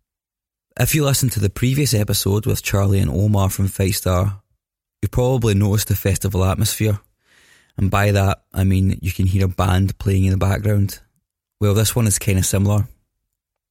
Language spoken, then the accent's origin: English; Scotland, United Kingdom; I'm Scottish